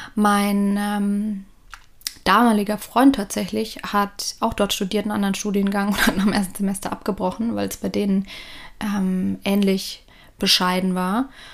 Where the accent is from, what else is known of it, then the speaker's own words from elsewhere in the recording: Lower Franconia, northern Bavaria, Germany; moved away as an adult; now in Australia; ich bin mit meinen Eltern, meiner älteren Schwester, viereinhalb Jahre ältere Schwester, ähm, im Norden von Bayern, im schönen Unterfranken aufgewachsen